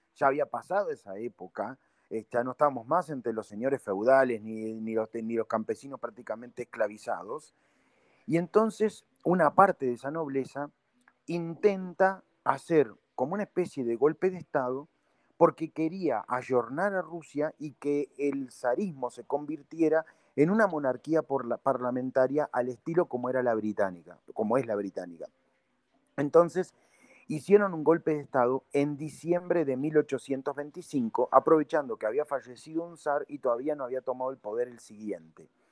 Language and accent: Spanish; Uruguay; yo digo que soy de Uruguay